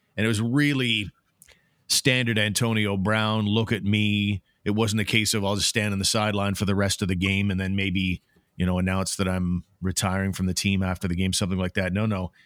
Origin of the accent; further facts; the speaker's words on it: Canada; as a Canadian